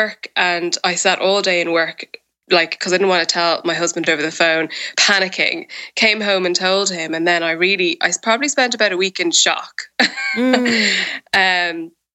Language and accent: English; Ireland; now in United Kingdom; I live in the UK and I'm Irish means that my family and most of my close friends live in Ireland